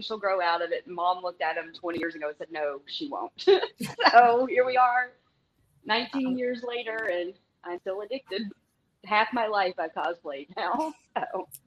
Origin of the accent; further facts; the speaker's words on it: Tennessee, United States; I'm from Tennessee